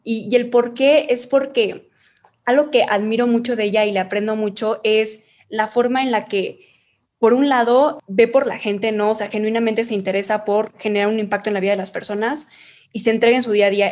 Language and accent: Spanish; Chihuahua, Mexico; now in Mexico City, Mexico; nosotros somos de Chihuahua